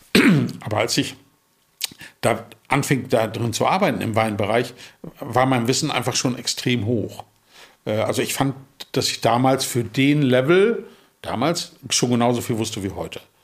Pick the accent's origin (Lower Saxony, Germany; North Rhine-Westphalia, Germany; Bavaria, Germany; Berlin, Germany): Lower Saxony, Germany; Emsland; moved away as an adult; also born or lived in Marburg; now in Hamburg, Germany; ich komme aus dem Emsland. Äh, Emsland ist eine Region, da trinkt man Bier und Schnaps.